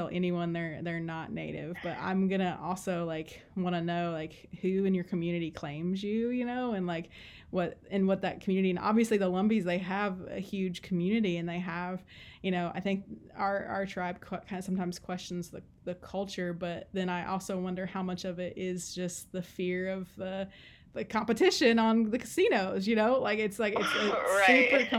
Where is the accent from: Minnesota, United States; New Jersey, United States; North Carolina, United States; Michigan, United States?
North Carolina, United States; Cherokee; growing up in Cherokee